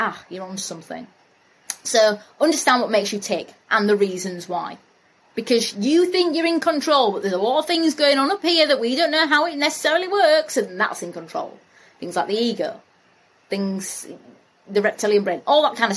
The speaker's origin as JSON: {"language": "English", "town": "Bradford", "region": "Yorkshire and the Humber", "country": "United Kingdom", "said": "I'm from Bradford."}